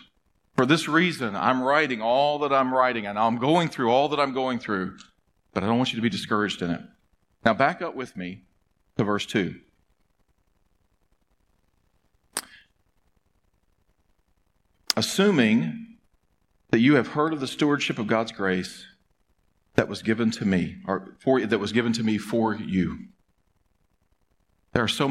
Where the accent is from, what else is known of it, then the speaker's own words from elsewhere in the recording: United States; as American human beings